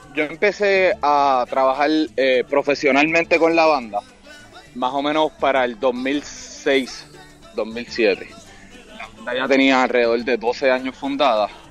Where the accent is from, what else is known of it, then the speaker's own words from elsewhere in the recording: Puerto Rico; yo estoy reafirmándome como puertorriqueño y reafirmando la identidad de mi país